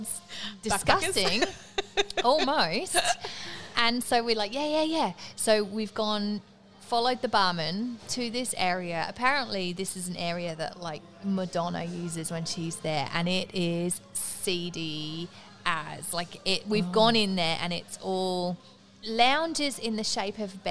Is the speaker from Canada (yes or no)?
no; England, United Kingdom; moved away; I am English